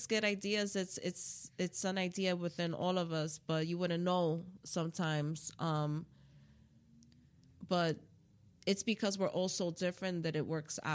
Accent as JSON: {"language": "English", "town": "New York City", "region": "New York", "country": "United States", "tie": "born or raised there", "also_born_or_lived": "Bronx, New York", "said": "I was born and raised in Harlem"}